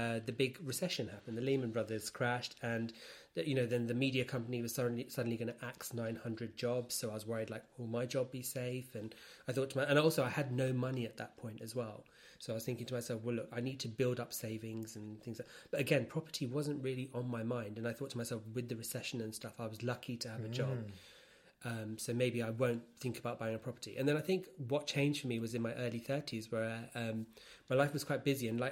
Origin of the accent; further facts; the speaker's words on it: London, United Kingdom; I was born in London and born in central London, and I live with my parents, and I still